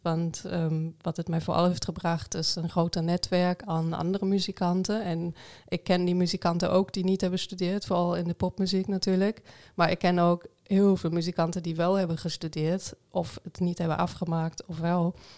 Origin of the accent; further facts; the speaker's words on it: Ruhr area, North Rhine-Westphalia, Germany; Dutch is a second language; moved away as an adult; also born or lived in Arnhem; now in Netherlands; ik kom uit het Roergebied